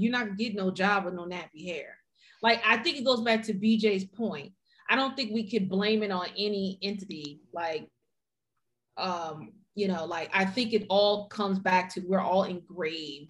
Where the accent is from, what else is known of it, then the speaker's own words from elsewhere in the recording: United States; I'm from Montgomery County